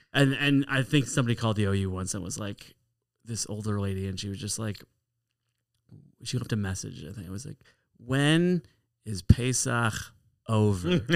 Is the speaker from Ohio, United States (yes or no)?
no; Chicago, Illinois, United States; I was born in Chicago. I went to Ari Crown Heber Day School, Fell Elementary School.